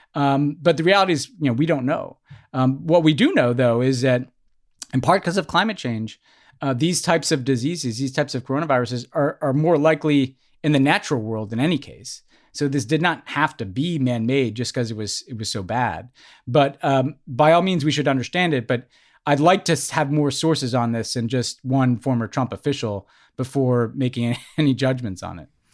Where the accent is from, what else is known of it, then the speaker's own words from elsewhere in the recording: United States; the two most important identities to me growing up were, I'm an American